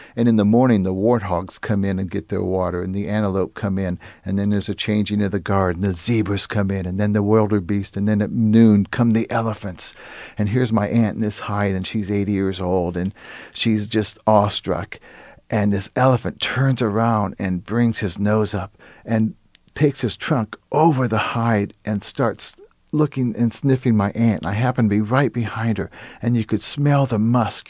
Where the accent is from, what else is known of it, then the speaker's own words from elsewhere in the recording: United States; as an American